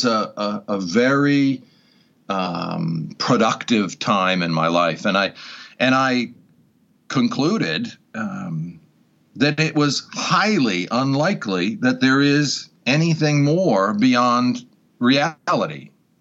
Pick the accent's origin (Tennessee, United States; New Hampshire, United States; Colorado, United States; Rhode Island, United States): Rhode Island, United States; Newport; Born and raised in that town